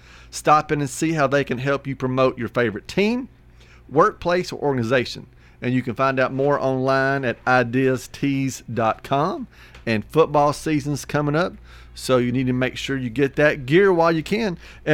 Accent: Hartsville, United States; I grew up in Hartsville for a little while

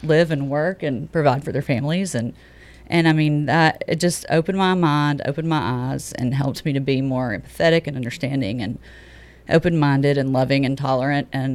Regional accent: Tennessee, United States; moved away as an adult; also born or lived in New York City; I'm from Tennessee and have lived in Tennessee all my life, and I moved to another state and lived in a metropolitan city

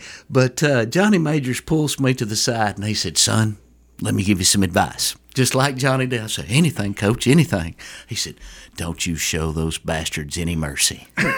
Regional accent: Coffee County, Middle Tennessee, United States; Well, I'm a Middle Tennessee guy. I grew up in Coffee County, and I've always just loved it here in Middle Tennessee.

